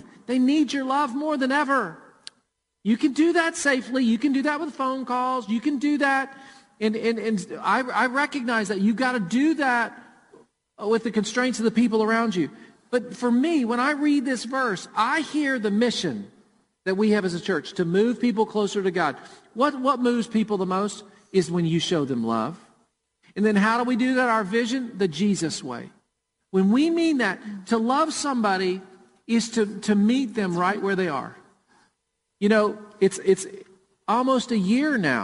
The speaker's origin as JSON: {"language": "English", "town": "Murfreesboro", "region": "Tennessee", "country": "United States", "tie": "born or raised there"}